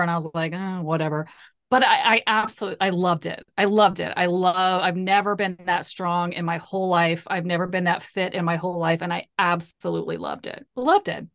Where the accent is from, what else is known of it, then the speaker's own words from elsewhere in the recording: Ohio, United States; I grew up in the Midwest. I grew up in Ohio.